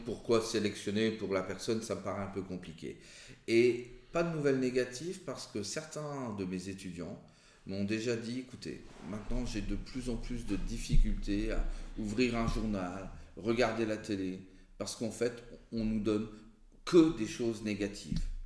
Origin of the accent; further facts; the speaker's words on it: France; on est, on est français